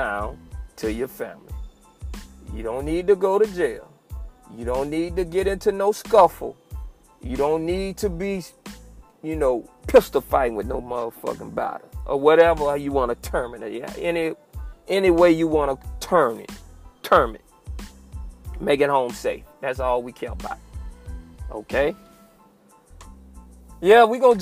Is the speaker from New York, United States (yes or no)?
no; Fort Myers, Florida, United States; my hometown of Fort Myers